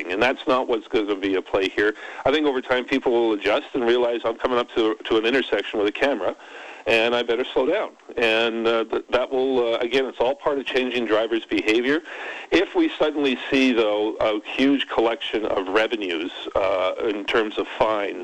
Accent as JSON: {"language": "English", "town": "Burnaby", "region": "British Columbia", "country": "Canada", "moved": "yes", "said": "I'm from Burnaby South."}